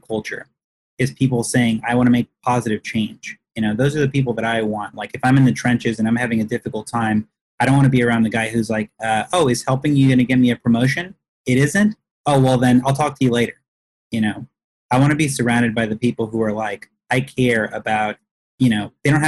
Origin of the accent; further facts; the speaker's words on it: Texas, United States; I grew up in Texas